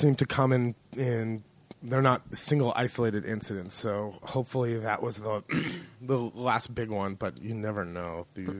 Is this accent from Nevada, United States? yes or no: no; California, United States; moved away as an adult; now in Marche, Italy; I grew up in California